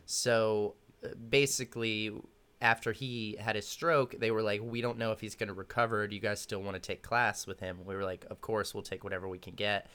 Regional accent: Austin, Texas, United States; also born or lived in Dallas; I was born in Dallas, raised in Austin

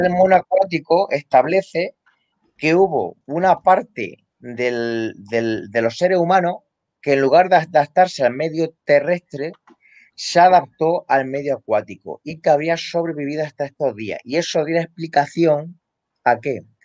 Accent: Castilla-La Mancha, Spain; aquí en La Mancha, en mi tierra.

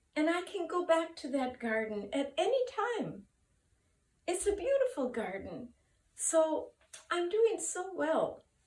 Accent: United States; now in Japan; my home country of America

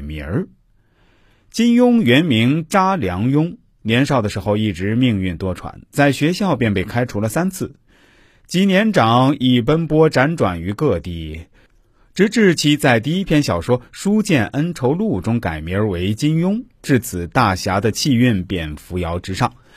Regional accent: China; 我们中国人

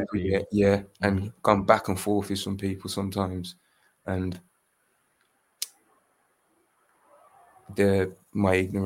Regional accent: Birmingham, West Midlands, United Kingdom; I'm from Birmingham

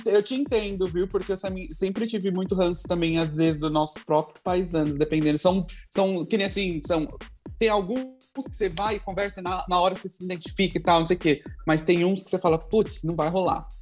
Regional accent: Brazil; first language Portuguese; moved away; also born or lived in Texas; Sou, mas eu não falo espanhol.

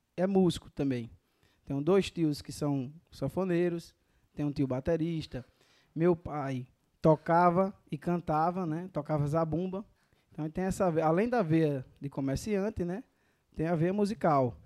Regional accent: Catolé do Rocha, Paraíba, Brazil; Sou paraibano, Catolé do Rocha

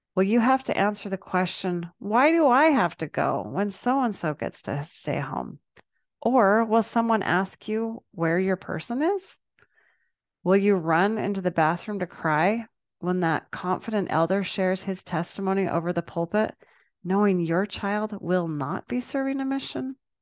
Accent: Salt Lake City, Utah, United States; Growing up in Salt Lake City, we always went to church together as a family

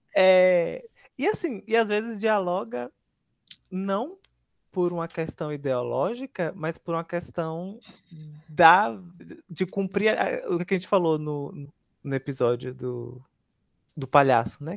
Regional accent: Northeast Region, Brazil; eu vou ser hostilizado com, como nordestino

